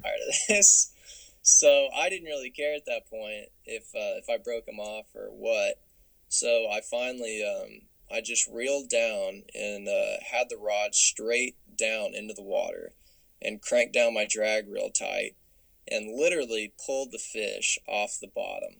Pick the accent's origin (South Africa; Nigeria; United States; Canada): United States; Little Rock, Arkansas; I'm from Little Rock originally